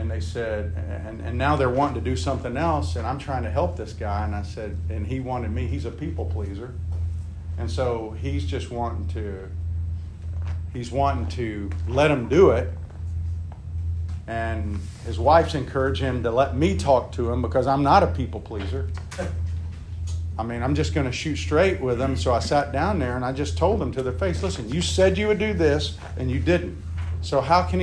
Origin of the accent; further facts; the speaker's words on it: United States; as American men